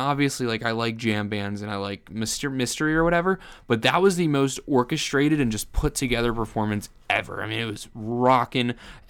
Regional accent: New Jersey, United States; born there; I was born in New Jersey.

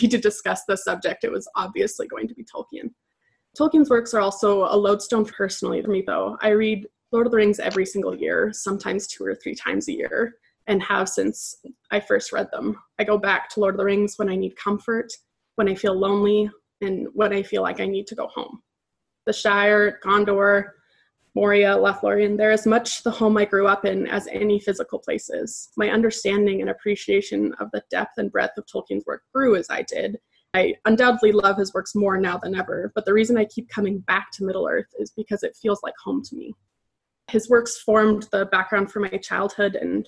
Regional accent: Edmonton, Alberta, Canada; I'm from Edmonton, Alberta, Canada

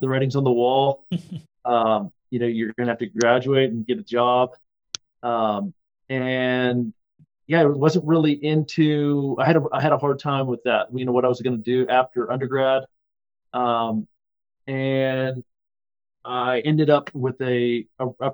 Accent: Blacksburg, Virginia, United States; I grew up in Blacksburg, Virginia, which is where Virginia Tech is

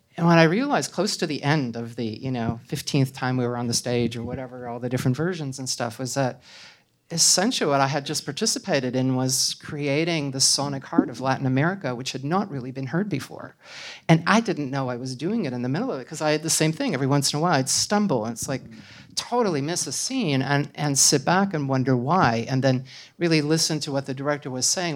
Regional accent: Canada; I'm Canadian, so that's, you know, it's another thing. I mean, I come from a culture that is similar to American culture but is not American culture.

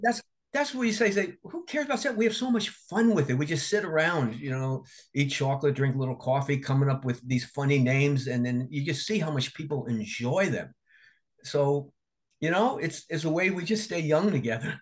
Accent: New Jersey, United States; I'm from Jersey and I used to go to Atlantic City all the time

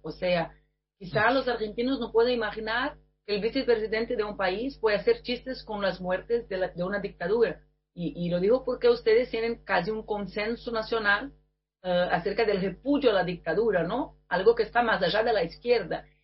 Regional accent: Brazil; Spanish is a second language; mi país

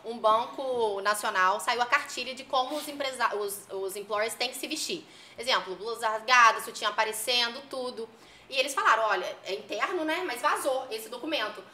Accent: Campos dos Goytacazes, Rio de Janeiro, Brazil; also born or lived in Minas Gerais; eu sou de Campos, eu sou de Campos, meu marido Valvisa fala assim, ah, agora você assumiu que você é de Campos, né? Porque eu, eu, eu sou mineira, nasci em Minas, mas ah. fala que eu nasci e vim embora

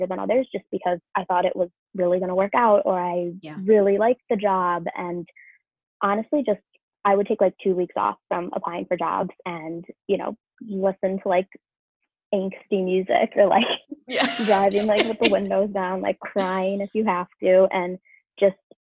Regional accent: Rochester, New York, United States; also born or lived in Cleveland, Ohio; my hometown, Rochester, New York

